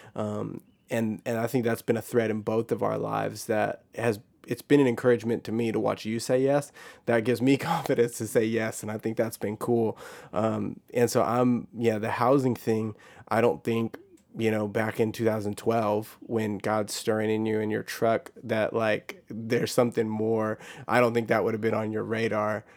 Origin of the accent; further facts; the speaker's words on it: Texas, United States; I grew up in Texas